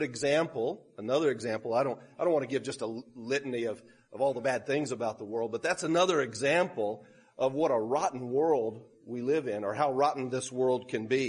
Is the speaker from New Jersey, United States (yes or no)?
no; Sutherland Springs, Texas, United States; moved away; also born or lived in Peru; That's actually my hometown